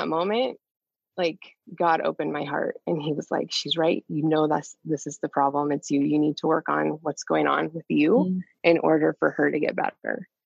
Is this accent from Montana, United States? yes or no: yes; Montana, United States; I grew up in Montana